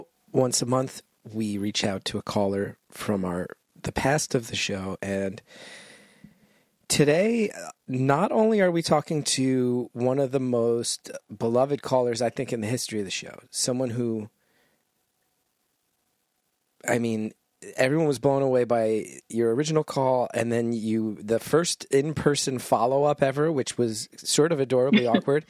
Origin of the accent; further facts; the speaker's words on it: New Jersey, United States; I'm from New Jersey